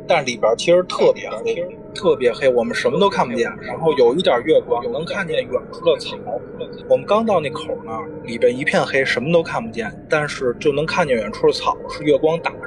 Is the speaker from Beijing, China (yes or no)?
yes; Beijing, China; 我小时候也是北京长大的，就是北京丰台，嗯，五里店儿这小区